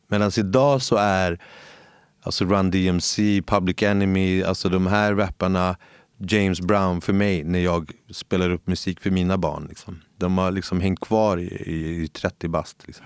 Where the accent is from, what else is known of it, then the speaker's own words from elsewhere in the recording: Stockholm, Stockholm County, Sweden; moved away as an adult; now in Gustavsberg, Sweden; jag är född och uppväxt i, ute i Husby